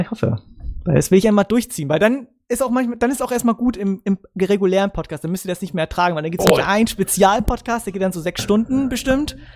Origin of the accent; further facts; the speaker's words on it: Germany; als Deutscher